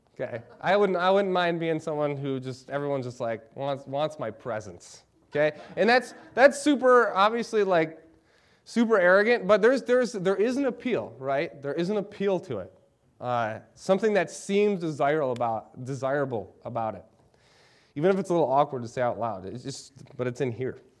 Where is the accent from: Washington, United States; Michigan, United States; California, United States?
Michigan, United States; Lansing; moved away as an adult; now in Eau Claire, United States; I'm from Lansing, Michigan. I love Lansing, Michigan.